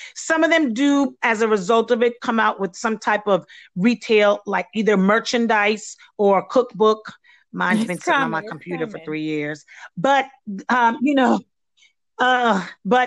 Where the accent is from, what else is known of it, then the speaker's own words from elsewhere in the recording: Belize; moved away; my background is not American, and I haven't ventured yet into doing any of the treats that come from my home country is Belize.